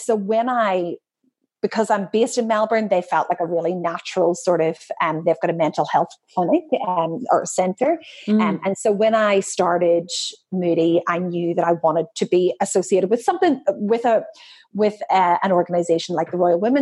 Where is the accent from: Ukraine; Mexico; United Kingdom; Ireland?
Ireland; now in Australia; I'm Irish, and whilst I've been here a really long time